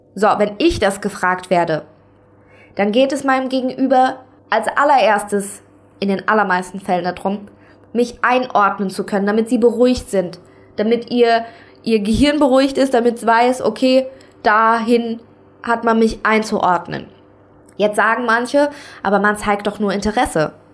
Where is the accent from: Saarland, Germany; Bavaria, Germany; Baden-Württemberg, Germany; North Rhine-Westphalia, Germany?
Saarland, Germany; now in Kaiserslautern, Germany; ich komme aus dem Saarland, ich wohne aber aktuell in Kaiserslautern